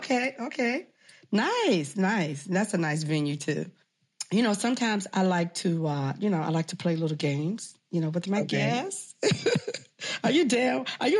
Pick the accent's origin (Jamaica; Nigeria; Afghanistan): Jamaica; Yes, I'm a Jamaican. I'm always in Jamaica.